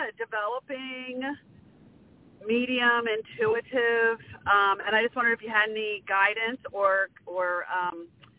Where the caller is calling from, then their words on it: Maryland, United States; I'm calling from Maryland.